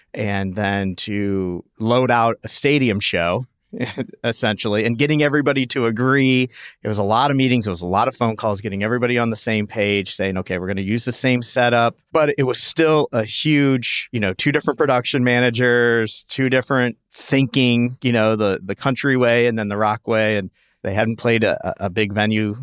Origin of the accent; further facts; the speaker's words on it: St. Louis, Missouri, United States; moved away as an adult; also born or lived in Tulsa; now in Chicago, United States; I'm from Saint Louis